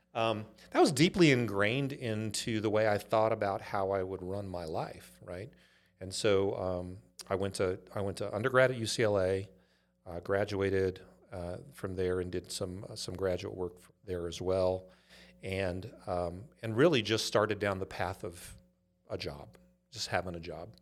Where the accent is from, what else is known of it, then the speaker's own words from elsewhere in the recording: Inglewood, California, United States; also born or lived in Los Angeles, California; grew up in a, a town called Inglewood